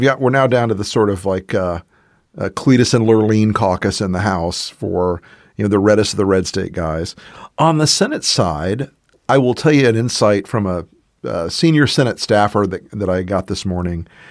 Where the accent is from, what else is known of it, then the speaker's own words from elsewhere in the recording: the American South, United States; I'm a Southerner.